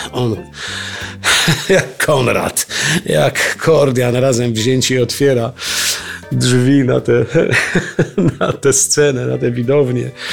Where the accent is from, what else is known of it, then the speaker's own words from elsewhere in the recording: Strzelce Opolskie, Opole Voivodeship, Poland; jestem młodym aktorem w małym mieście Strzelce Opolskie